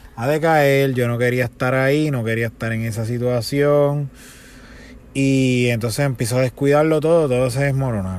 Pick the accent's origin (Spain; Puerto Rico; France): Puerto Rico; Bayamón; yo soy de Bayamón, estudié también en la escuela Bayamón Militar y Academy, la academia de Bayamón